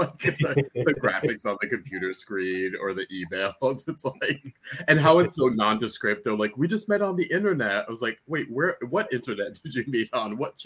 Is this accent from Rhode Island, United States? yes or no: yes; Rhode Island, United States; I'm from Rhode Island